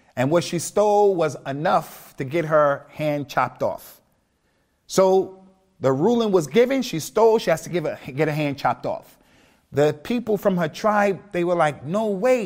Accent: United States; moved away; also born or lived in Birmingham, United Kingdom / Keighley, United Kingdom / Liverpool, United Kingdom; me being African American

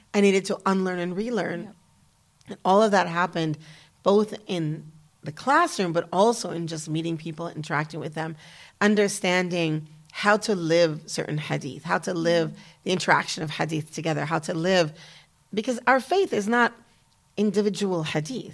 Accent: United States; moved away as an adult; also born or lived in Damascus, Syria / Kuwait; as an American woman

